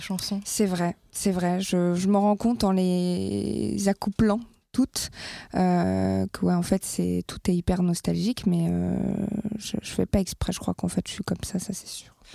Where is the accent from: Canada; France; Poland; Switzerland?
France; là où j'ai grandi, c'est-à-dire euh, les petits villages de France